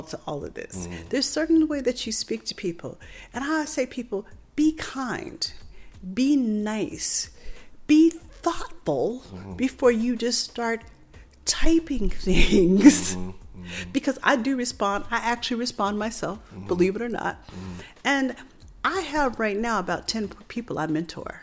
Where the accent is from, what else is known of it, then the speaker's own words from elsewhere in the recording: Tempe, Arizona, United States; from Tempe, Arizona.